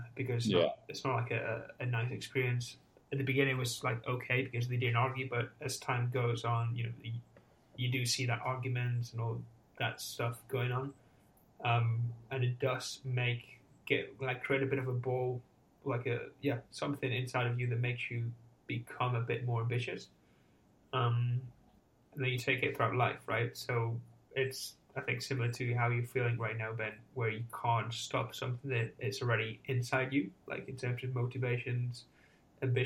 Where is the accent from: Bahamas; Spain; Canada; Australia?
Spain; San Sebastián, Basque Country; I was born and raised in Spain in a city called San Sebastian